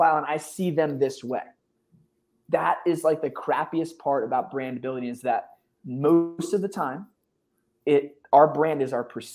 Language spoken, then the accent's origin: English; Philadelphia, Pennsylvania, United States; now in Austin, United States; I grew up in Philly